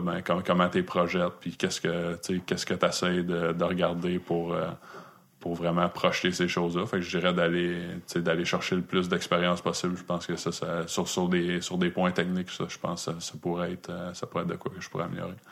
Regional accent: Quebec, Canada; je venais du Québec

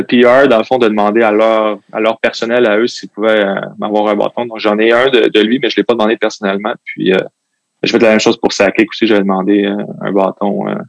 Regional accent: Quebec City, Quebec, Canada; also born or lived in L'Ancienne-Lorette; J'ai grandi à Sibérie

